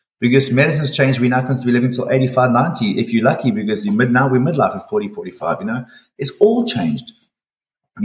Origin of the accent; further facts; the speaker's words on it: Durban, KwaZulu-Natal, South Africa; also born or lived in Manchester / Finland / Turkey; I'm a Durban boy, so I was in Durban from dots